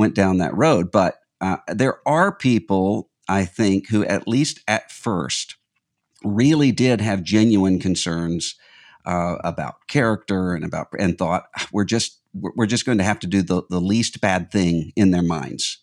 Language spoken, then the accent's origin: English; Mississippi, United States; a Southern comedian from my home state of Mississippi